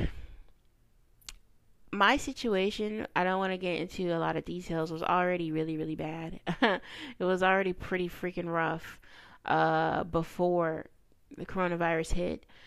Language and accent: English; the South, United States; I'm a kid from the South, raised in a rural area, a little countryside